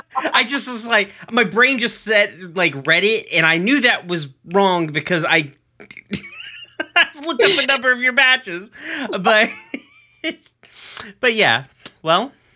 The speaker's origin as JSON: {"language": "English", "town": "Knoxville", "region": "Tennessee", "country": "United States", "said": "I'm from Knoxville. Like, I'm from the place where the Sun Sphere is"}